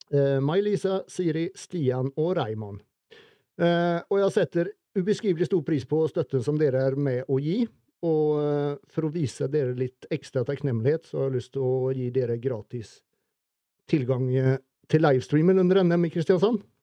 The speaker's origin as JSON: {"language": "Norwegian", "country": "Sweden", "moved": "yes", "said": "Vi svensker"}